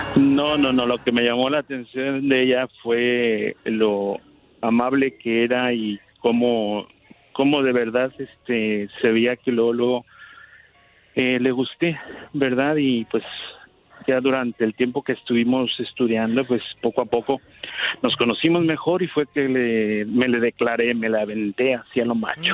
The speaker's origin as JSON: {"language": "Spanish", "town": "Guadalajara", "region": "Jalisco", "country": "Mexico", "moved": "yes", "said": "Los dos somos de Guadalajara, Jalisco"}